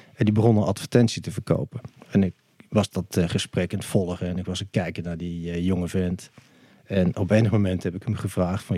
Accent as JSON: {"language": "Dutch", "town": "Maastricht", "region": "Limburg", "country": "Netherlands", "tie": "born or raised there", "said": "Ik ben geboren in Heer. Dat is eh, de gemeente Maastricht eh, vandaag de dag. Dat was op 20 mei 1963. Dus ik ben 59 jaar oud. Ik ben ook opgegroeid in eh, Maastricht."}